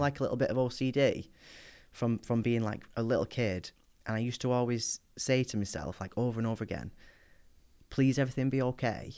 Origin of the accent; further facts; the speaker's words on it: Wigan, North West England, United Kingdom; I grew up in Wigan, in the northwest.